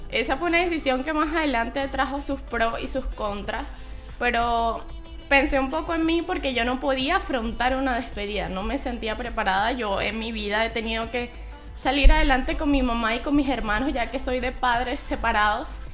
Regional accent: Maturín, Monagas, Venezuela; moved away as an adult; also born or lived in Maracay, Aragua, Venezuela; now in Chile; yo nací en Maracay, eh, me crié por allá como hasta los seis años más o menos y luego nos mudamos con mi familia a Maturín

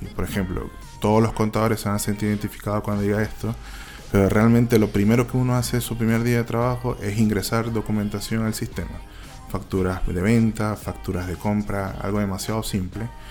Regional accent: Maracaibo, Zulia, Venezuela; moved away as an adult; now in Chile; vengo de Maracaibo, este, bueno, eh, soy licenciado

